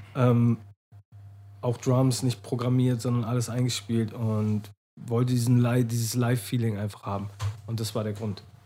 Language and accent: German; Menden, North Rhine-Westphalia, Germany; now in Hamburg, Germany; Aus der Nähe von Dortmund, mhm. aus Menden